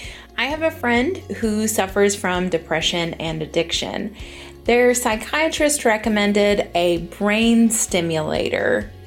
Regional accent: Eastern Kentucky, United States; I'm from Eastern Kentucky.

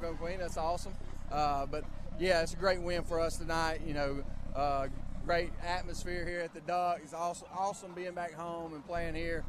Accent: Birmingham, Alabama, United States; I'm from the Birmingham area

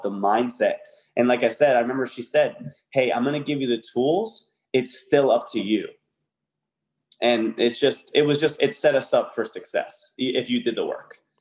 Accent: Connecticut, United States; moved away as an adult; I was from Connecticut at the time.

